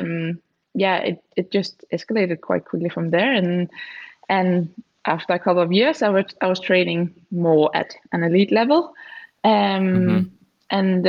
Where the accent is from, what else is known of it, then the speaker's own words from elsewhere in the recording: near Germany, Southern Denmark, Denmark; I am Danish. I'm from Denmark. It's a pretty small country of 5 million people, and I was born and raised in the southern part, so very close to Germany.